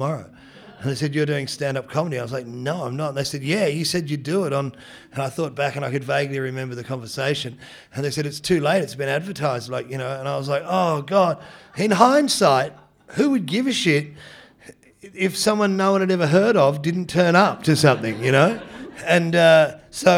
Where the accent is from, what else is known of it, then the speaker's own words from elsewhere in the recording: Geelong, Victoria, Australia; also born or lived in Detroit, Michigan, United States; I was born in Michigan. So basically moved from Detroit to Geelong